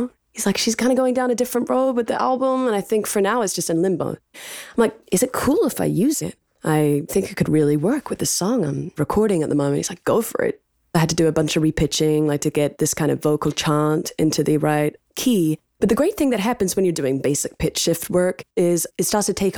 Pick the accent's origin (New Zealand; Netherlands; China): New Zealand; now in United States; as a New Zealander living in America